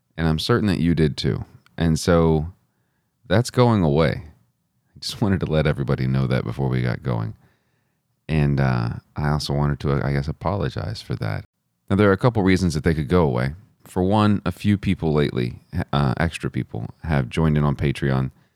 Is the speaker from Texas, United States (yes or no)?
yes; Texas, United States; as a Christian growing up in Texas